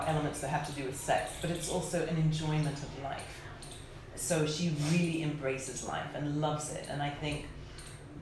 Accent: Lagos, Nigeria; moved away; I grew up in Nigeria when I was younger in Lagos

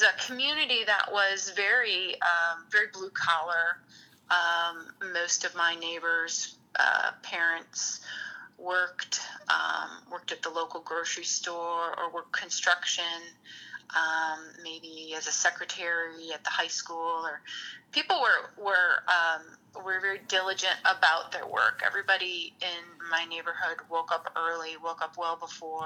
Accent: Lansing, Illinois, United States; also born or lived in Hammond, Indiana; growing up in Lansing

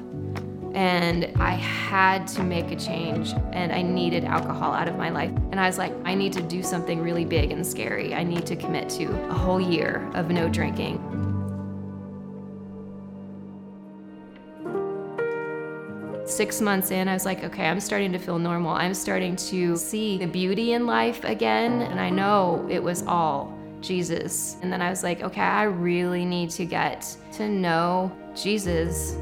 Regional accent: Boulder, Colorado, United States; I was born in Boulder, Colorado

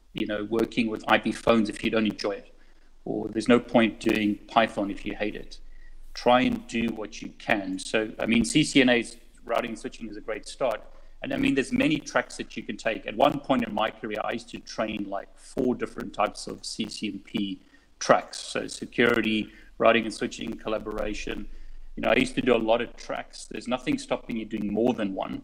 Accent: South Africa; moved away as an adult; now in United Kingdom; I'm originally from South Africa. So I moved to the UK many years ago.

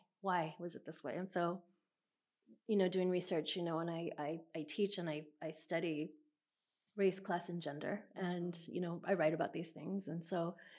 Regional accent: San Antonio, Texas, United States; I grew up about 4 miles from where we're sitting right now, south of here

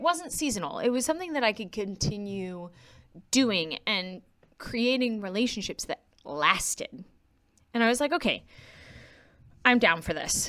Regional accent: Quincy, Massachusetts, United States; I was born in Quincy, Massachusetts, um, to two people who did choral music in a very musical family. So I grew up extremely musical

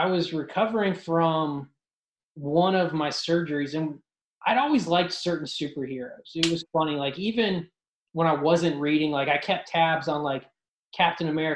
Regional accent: Ashtabula County, Northeast Ohio, United States; I grew up in Northeast Ohio in Ashtabula County

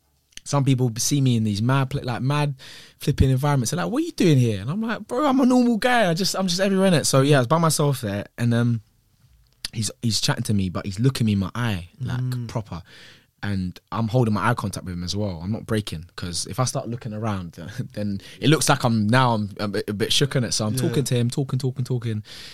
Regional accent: Croydon, London, United Kingdom; I grew up in Croydon, so I had to put my money in my sock, yeah?

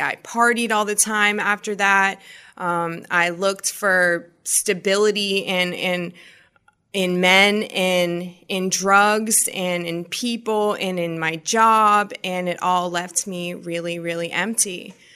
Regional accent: Massachusetts, United States; growing up, I grew up in Massachusetts

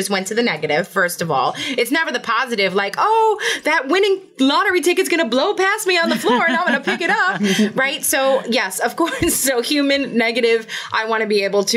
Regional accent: New York City, New York, United States; Born and raised, go with the streets of New York City, my home

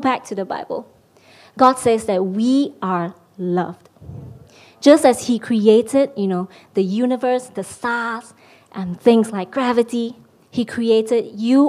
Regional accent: Malaysia; moved away as an adult; now in London, United Kingdom; I'm Malaysian. I've been living in London for the past couple of years

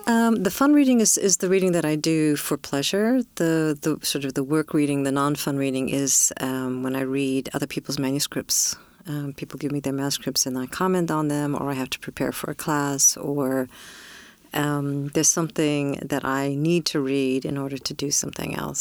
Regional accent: California, United States; born or raised there

